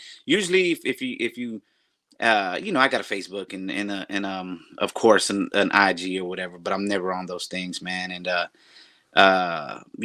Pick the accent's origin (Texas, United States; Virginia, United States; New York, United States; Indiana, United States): Texas, United States; Kingsville; also born or lived in Amarillo, Texas; I grew up in South Texas. So down there by Corpus Christi, in a place called Keensville